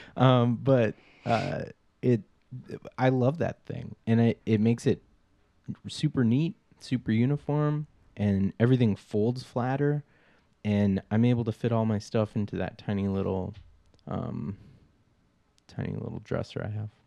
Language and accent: English; Minnesota, United States; I'm from Minnesota.